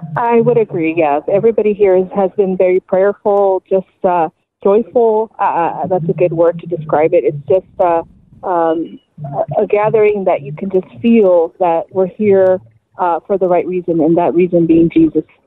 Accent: Los Angeles, California, United States; also born or lived in Riverside; I'm a, a native from Los Angeles. I actually grew up in East L A, not far from Travis Marine. I grew up in Lincoln Heights

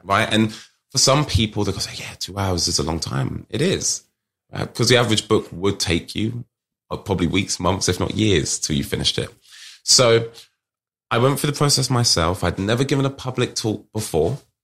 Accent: United Kingdom; accent: British; my British accent, here from the U K

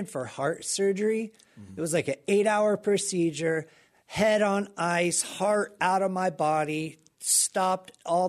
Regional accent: Pensacola, Florida, United States; Pensacola, Florida.

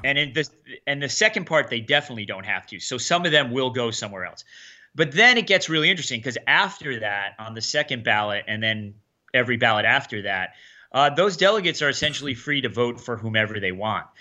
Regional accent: Connecticut, United States; moved away as an adult; also born or lived in Meriden / Enfield / Brooklyn / North Carolina; I grew up here. I was born here.

